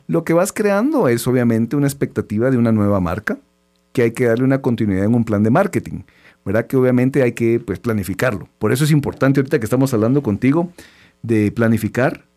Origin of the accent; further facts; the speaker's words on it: Guatemala; todos como chapines